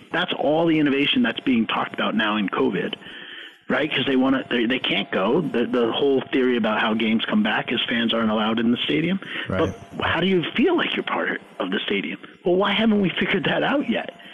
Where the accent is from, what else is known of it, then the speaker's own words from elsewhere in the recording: New York, United States; I grew up in New York